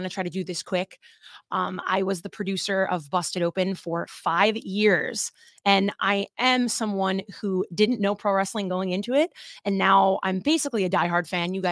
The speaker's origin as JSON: {"language": "English", "region": "New Jersey", "country": "United States", "said": "I'm from New Jersey"}